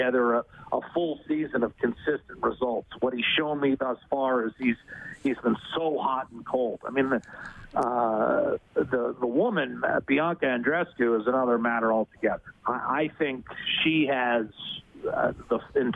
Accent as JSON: {"language": "English", "town": "Meadville", "region": "Pennsylvania", "country": "United States", "tie": "born or raised there", "moved": "yes", "said": "my hometown, Meadville, Pennsylvania, Western Pennsylvania"}